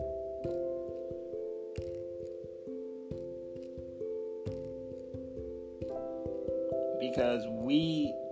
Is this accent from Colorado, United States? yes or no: yes; Denver, Colorado, United States; I'm from Denver, Colorado.